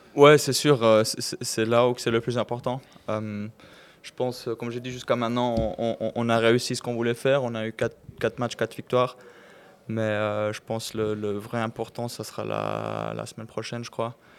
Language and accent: French; Fribourg, Switzerland; on est fribourgeois les deux. Côté roman de la Suisse